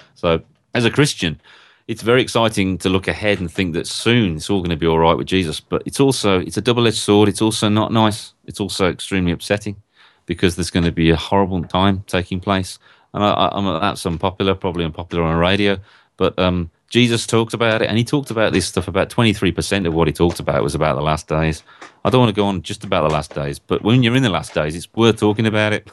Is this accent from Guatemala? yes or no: no; Birmingham, West Midlands, United Kingdom; I come from Northfield in Birmingham in a, in a country called England, a long, long way away.